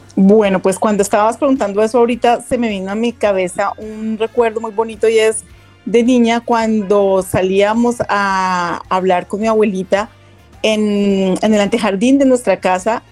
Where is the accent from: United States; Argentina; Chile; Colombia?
Colombia; como colombianos